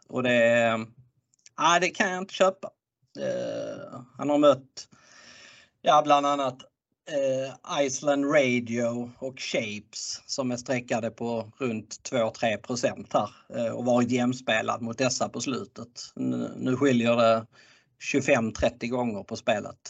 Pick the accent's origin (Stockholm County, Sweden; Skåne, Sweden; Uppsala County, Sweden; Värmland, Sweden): Skåne, Sweden; jag är skåning